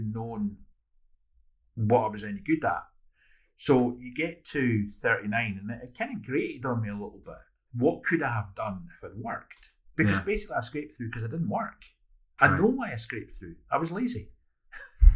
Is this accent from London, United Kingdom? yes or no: no; Edinburgh, Scotland, United Kingdom; 2,500 kids in Porty. And those are from, you know, the posh houses at the Joppa end of Porty to the council houses where mm. I grew up